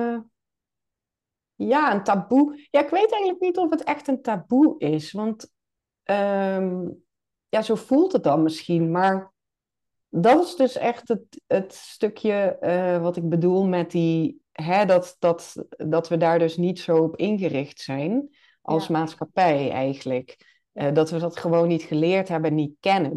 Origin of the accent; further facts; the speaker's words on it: Limburg, Netherlands; now in Nijmegen, Netherlands; ik ben een Limburger, geboren en getogen